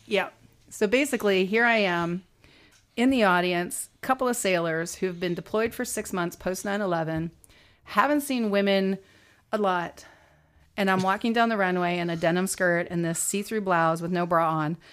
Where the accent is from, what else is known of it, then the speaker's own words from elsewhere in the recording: United States; we're American